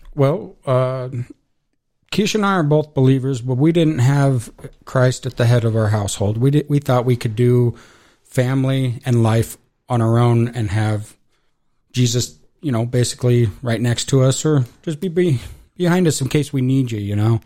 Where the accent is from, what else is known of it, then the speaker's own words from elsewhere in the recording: Casper, Wyoming, United States; I was born in Casper